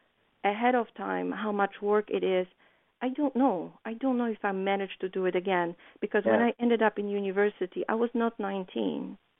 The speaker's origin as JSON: {"language": "English", "country": "Poland", "said": "You know, I think that what helped me is my being very naive when I was coming from Poland."}